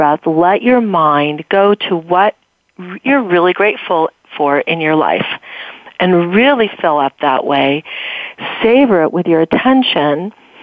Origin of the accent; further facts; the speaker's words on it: California, United States; I grew up in California